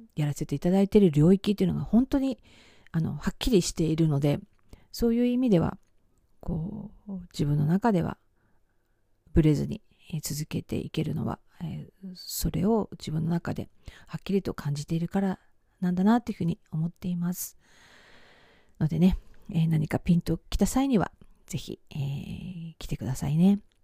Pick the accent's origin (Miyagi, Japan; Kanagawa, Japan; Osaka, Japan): Miyagi, Japan; Sendai; 私が生まれ育った宮城県仙台市でね